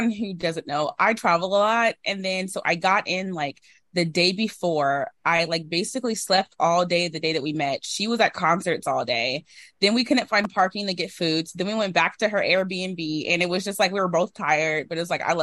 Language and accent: English; Seattle, Washington, United States; I'm from Seattle